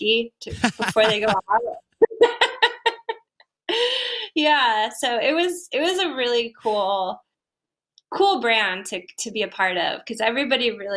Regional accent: Buffalo, New York, United States; my hometown where I grew up, a mile from the house I grew up in.

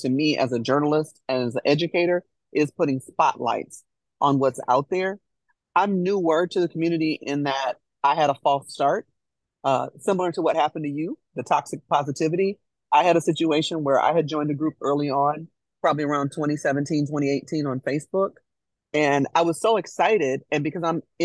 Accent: Chicago, Illinois, United States; now in Nashville, United States; both Jennifer and I hail from Chicago. Both of us moved to Nashville

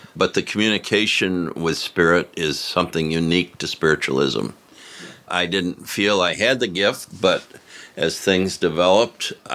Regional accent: Rochester, New York, United States; moved away as an adult; also born or lived in New Jersey; now in Cassadaga, United States; I'm from Rochester, New York

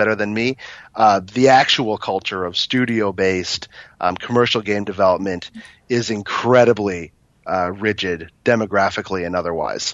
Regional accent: Toronto, Ontario, Canada; I was born and raised here

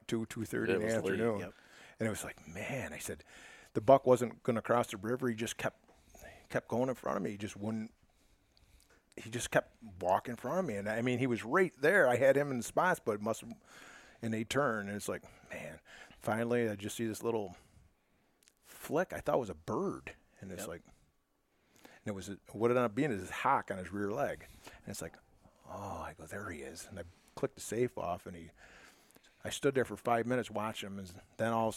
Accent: Forest Park, United States; I was born and raised right in Forest Park

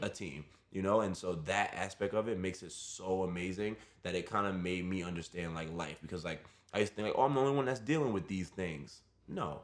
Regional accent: New York City, New York, United States; I grew up in Brooklyn. I was born and raised in the city

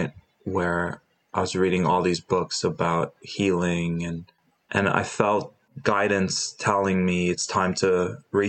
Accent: Dubai, United Arab Emirates; also born or lived in Jordan; I was born in Jordan. We moved to Dubai

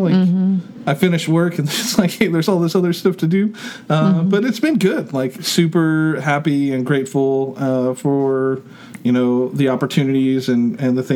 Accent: Oklahoma, United States

